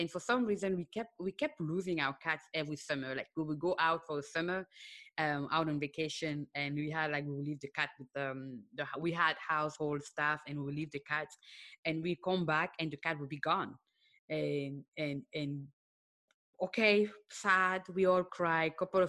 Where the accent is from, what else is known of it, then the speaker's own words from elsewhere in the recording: Cameroon; born there; also born or lived in Senegal; I was born in Cameroon, and then I lived in Senegal.